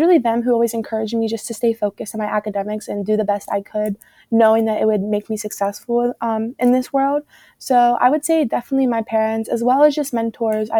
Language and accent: English; Pittsburgh, Pennsylvania, United States; I'm actually from Pittsburgh, so in PA still